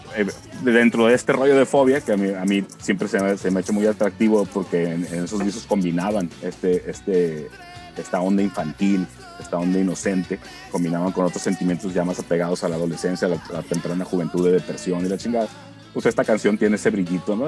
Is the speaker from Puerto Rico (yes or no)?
no; Mexico